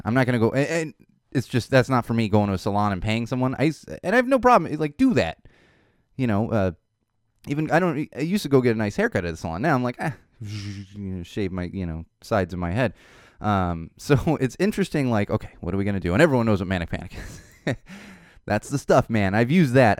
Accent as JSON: {"language": "English", "town": "Poway", "region": "California", "country": "United States", "tie": "born or raised there", "said": "Poway, which is kinda my hometown. I grew up in San Diego"}